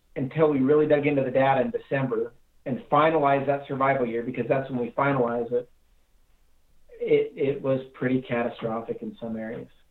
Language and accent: English; Castle Dale, Utah, United States; I grew up in Castledale, Utah